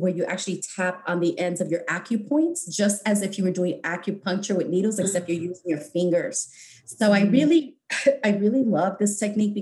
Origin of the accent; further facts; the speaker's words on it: New York City, New York, United States; moved away as an adult; also born or lived in Bronx, New York; now in Los Angeles, United States; I grew up in New York City in the Lower East Side at Rutgers Community Projects